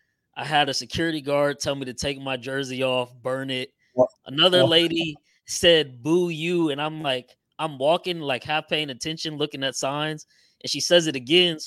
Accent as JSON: {"language": "English", "region": "Texas", "country": "United States", "said": "I'm not from Missouri. I'm from Texas."}